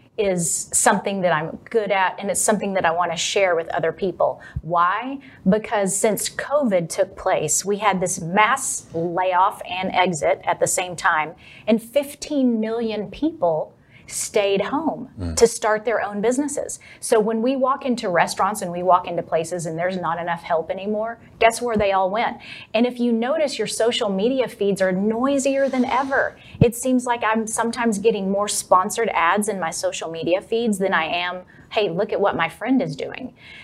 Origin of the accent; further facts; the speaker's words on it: Texas, United States; accent: Texas; The second hardest thing, though, was getting rid of my Texas accent.